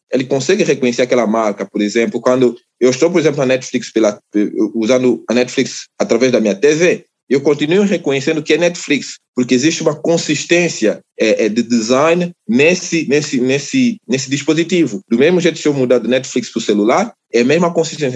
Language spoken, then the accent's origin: Portuguese; Angola; moved away as an adult; also born or lived in Luanda; now in Brazil; eu sou de Angola, né? Eu sou naturalmente de Angola. Eu, eu fui nascido em Angola, né? É, provavelmente de Luanda, né? Capital